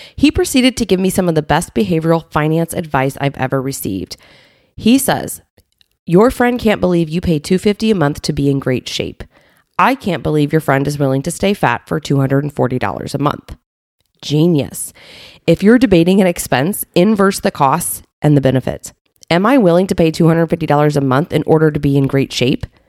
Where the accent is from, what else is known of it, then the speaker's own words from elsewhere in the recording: Southern Illinois, United States; also born or lived in Bloomington, Illinois; now in Naperville, United States; I grew up in Illinois, in Southern Illinois